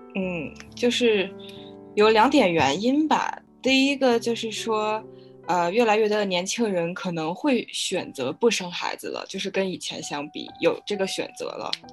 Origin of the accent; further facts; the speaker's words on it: Beijing, China; 因为我现在住在北京，然后我也从嗯。小就是在北京长大，对这儿比较了解